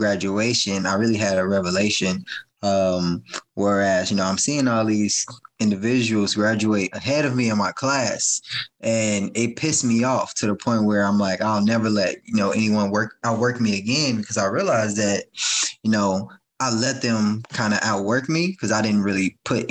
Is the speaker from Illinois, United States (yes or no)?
yes; Chicago, Illinois, United States; I grew up in the South suburbs of Chicago